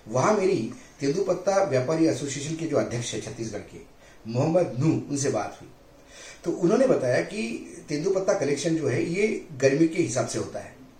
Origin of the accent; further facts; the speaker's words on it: Vidarbha, Maharashtra, India; मैं खुद विदर्भ से आता हूँ